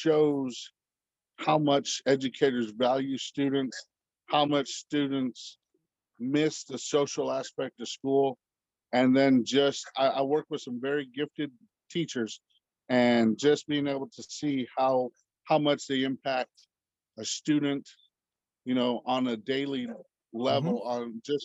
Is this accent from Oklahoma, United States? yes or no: no; Junction, Texas, United States; moved away as an adult; also born or lived in Bandera, Texas; now in Bowie, United States; I grew up in Junction, Texas